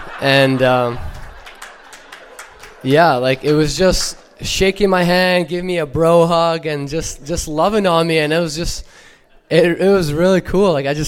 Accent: Ukraine; now in Canada; And I was born in Ukraine, born and raised. And my family moved here about 17 years ago, so no longer have the accent.

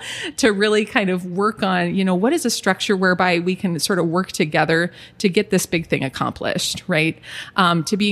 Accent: Aberdeen, South Dakota, United States; now in Sioux Falls, United States; We grew up together in Aberdeen

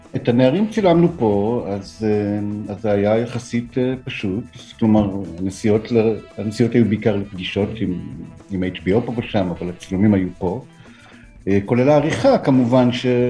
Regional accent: Nof Ayalon, Central District, Israel; now in Tel Aviv, Israel; ביישוב שגם אני גדלתי בו

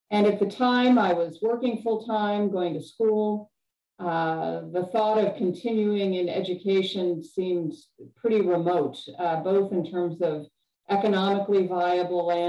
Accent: Cayman Islands; also born or lived in Chicago, United States; I was born outside of Chicago and uh, lived there until about midway through elementary school. And then my family moved to Grand Cayman in the Caribbean, uh, which was a pretty radical, radical shift from cold and snowy Chicago.

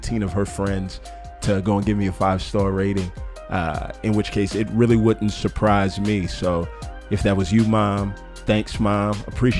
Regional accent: Texas, United States; my home country of Texas

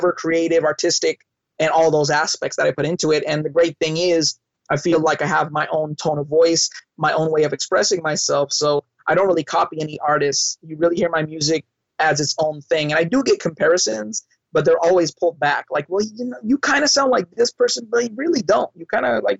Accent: Long Beach, California, United States; growing up in Long Beach, California, I grew up around rap and hip hop

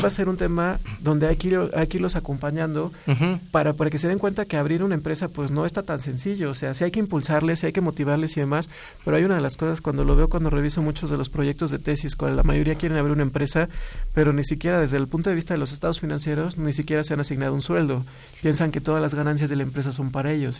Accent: Mexico; como mexicanos

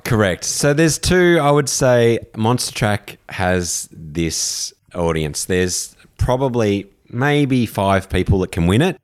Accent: Australia; also born or lived in London / Vancouver / San Francisco / New York; being from Australia

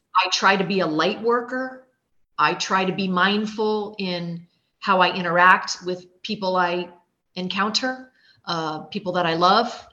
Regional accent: Florida, United States; also born or lived in Germany / New York; I grew up here in Florida. My family has been in in my area of Florida for four generations

